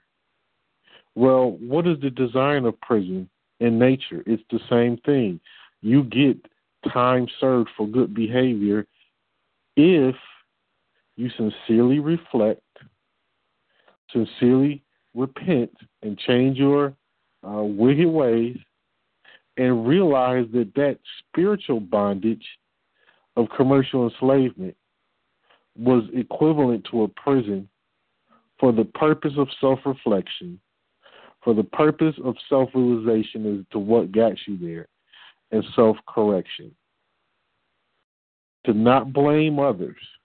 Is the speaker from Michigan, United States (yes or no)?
yes; Detroit, Michigan, United States; I'm from Detroit